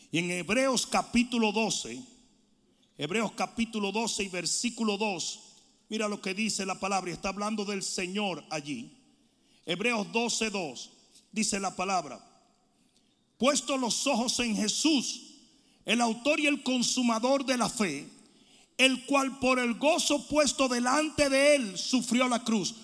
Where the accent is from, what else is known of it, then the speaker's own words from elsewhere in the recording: Dominican Republic; moved away; decían en mi país, buchipluma nomás. Los dominicanos saben lo que estoy hablando